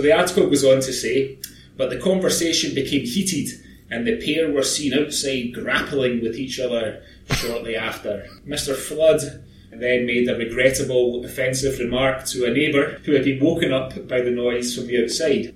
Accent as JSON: {"language": "English", "region": "Scotland", "country": "United Kingdom", "also_born_or_lived": "Aberdeenshire", "moved": "as an adult", "said": "I'm Scottish"}